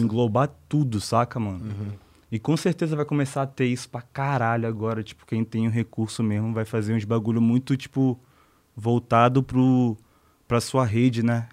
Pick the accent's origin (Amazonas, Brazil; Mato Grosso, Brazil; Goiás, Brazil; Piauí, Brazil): Amazonas, Brazil; Manaus; also born or lived in Salvador, Bahia / Rio de Janeiro; now in São Paulo, Brazil; Nasci em Salvador, mas eu fui criado em Manaus